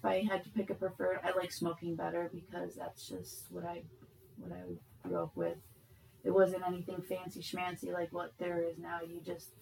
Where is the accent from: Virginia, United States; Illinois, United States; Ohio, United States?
Illinois, United States; Chicago; also born or lived in Rockford; now in Las Vegas, United States; I'm from Chicago originally